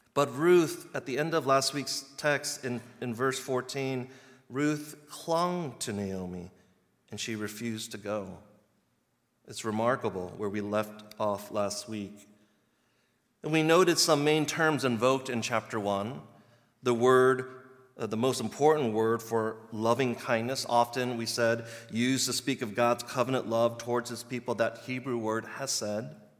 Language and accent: English; Virginia, United States; moved away as an adult; now in Chicago, United States; I'm from the East Coast in Virginia, and we had four exact seasons, like clockwork